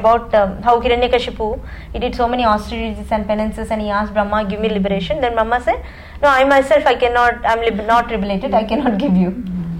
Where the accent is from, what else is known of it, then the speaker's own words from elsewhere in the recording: India; English is a second language; moved away; So, when I came from India, that's a... time, you know, usually parents take you to pilgrimage places and things like that.